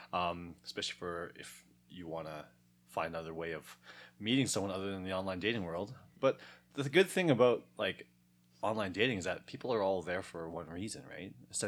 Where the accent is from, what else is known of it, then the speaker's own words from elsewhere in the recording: Canada; born there; I'm not Asian. Yeah. I was born in Canada.